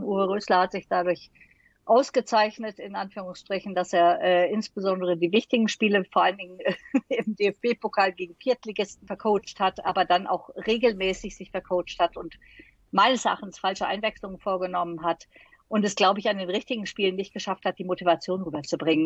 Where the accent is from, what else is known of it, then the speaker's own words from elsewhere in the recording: Düsseldorf, North Rhine-Westphalia, Germany; ich bin Düsseldorferin